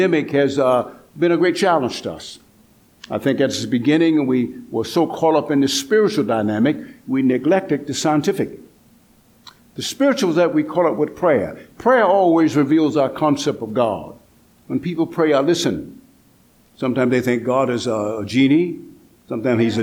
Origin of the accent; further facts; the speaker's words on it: Atlanta, Georgia, United States; I come from the South, Atlanta, Georgia.